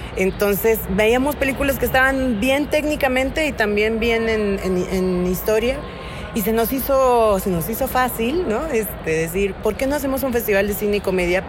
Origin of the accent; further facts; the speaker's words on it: Oaxaca, Mexico; now in Mexico City, Mexico; Yo, que soy de Oaxaca